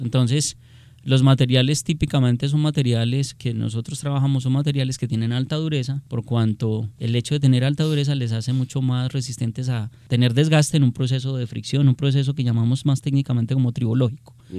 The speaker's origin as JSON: {"language": "Spanish", "country": "Colombia"}